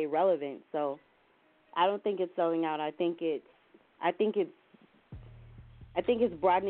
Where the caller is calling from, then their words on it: Williamsburg, Virginia, United States; I'm calling from Williamsburg, Virginia.